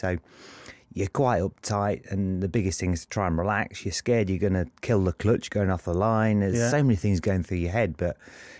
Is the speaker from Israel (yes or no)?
no; Luton, East of England, United Kingdom; also born or lived in Lincolnshire; because we're from Luton originally before we moved to Lincolnshire